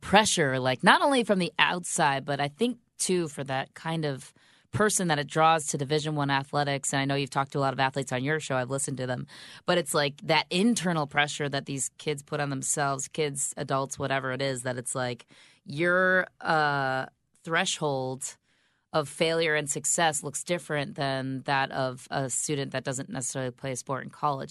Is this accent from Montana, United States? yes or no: no; Grand Rapids, Michigan, United States; moved away as an adult; also born or lived in Secaucus, New Jersey; now in Chicago, United States; I'm from Grand Rapids, Michigan